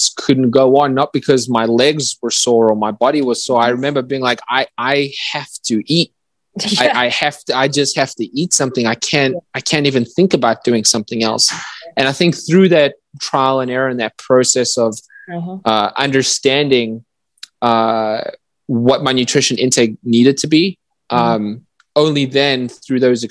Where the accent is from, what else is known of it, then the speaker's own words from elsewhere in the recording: South Africa; moved away as an adult; I grew up in South Africa until I was 18.